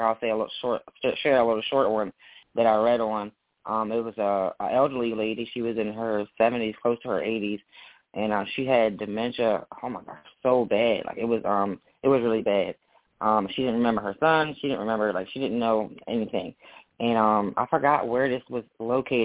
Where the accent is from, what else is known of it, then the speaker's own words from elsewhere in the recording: Maryland, United States; I'm from Maryland